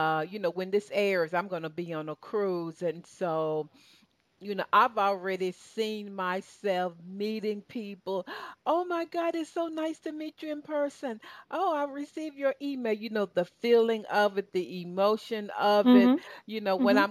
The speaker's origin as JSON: {"language": "English", "region": "Tennessee", "country": "United States", "moved": "as an adult", "lives_now": "Atlanta, United States", "said": "originally I'm from Tennessee"}